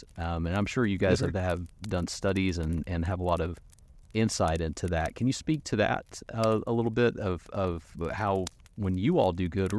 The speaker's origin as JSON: {"language": "English", "area": "Tri-Cities", "region": "Tennessee", "country": "United States", "tie": "born or raised there", "said": "I grew up in the Tri-City, so I wasn't in the heart of everything like Jess was."}